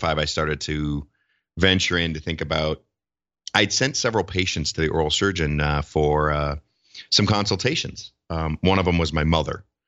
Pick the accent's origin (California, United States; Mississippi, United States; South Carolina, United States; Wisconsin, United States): Wisconsin, United States; moved away as an adult; now in Minneapolis–Saint Paul, United States; practiced in Wisconsin in a small town, my hometown for, uh, a year, year and a half.